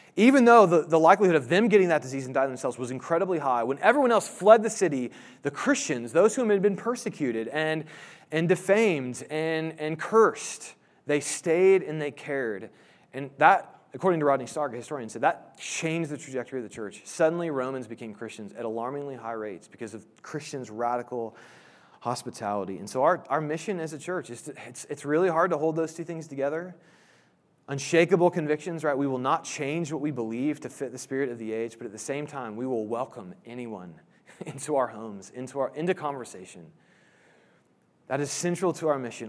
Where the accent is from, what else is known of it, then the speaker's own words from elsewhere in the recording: Indianapolis, Indiana, United States; I grew up in Indianapolis